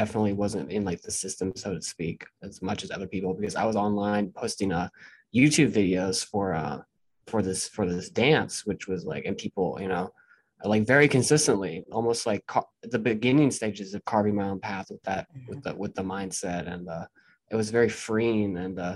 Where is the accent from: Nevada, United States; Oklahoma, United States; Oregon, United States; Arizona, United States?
Oregon, United States; Portland; I grew up in Portland, Oregon